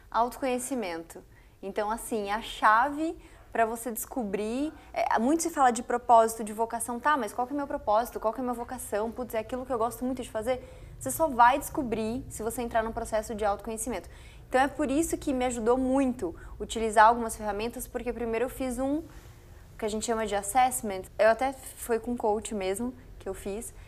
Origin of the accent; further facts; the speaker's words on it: Foz do Iguaçu, Paraná, Brazil; moved away as an adult; now in São Paulo, Brazil; Eu sou de Foz do Iguaçu, Paraná